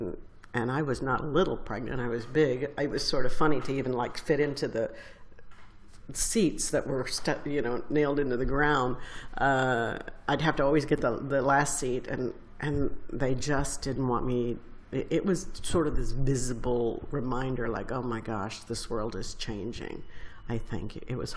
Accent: San Antonio, Texas, United States; moved away as an adult; I was from San Antonio, and I was a very smart girl, but very poor

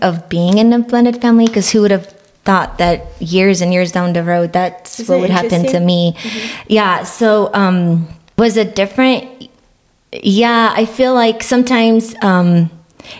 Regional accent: Romania; now in United States; I was born in Romania.

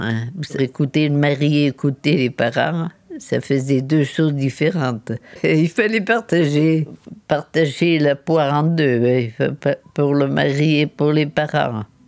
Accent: Châteauponsac, Nouvelle-Aquitaine, France; also born or lived in Limoges; je suis née en 1933 à Limoges. Et après, mes parents sont venus acheter une petite propriété euh, là, dans la commune de château bonsac

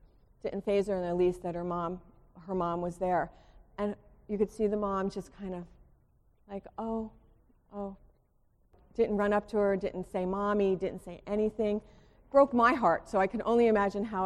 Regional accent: Springfield, United States; also born or lived in Gettysburg / Westfield; I grew up in Springfield, you know, I lived in a bubble

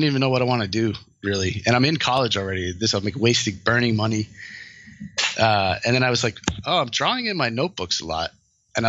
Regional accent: Rhode Island, United States; moved away as an adult; also born or lived in Connecticut / Pennsylvania; now in Los Angeles, United States; I was born in Connecticut, grew up in Rhode Island.

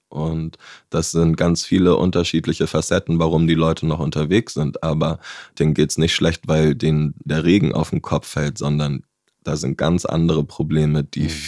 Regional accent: Hamburg, Germany; also born or lived in Bavaria; Zum Beispiel bin ich in Bayern geboren, bin dann mit zehn Jahren nach Hamburg gekommen, wo das schon ein Riesenschnitt war, weg von meinen Großeltern.

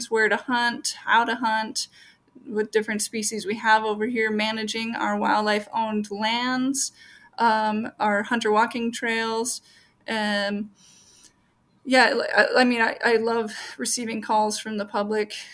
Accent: Minneapolis–Saint Paul, Minnesota, United States; Grew up in the metro area in the Twin Cities

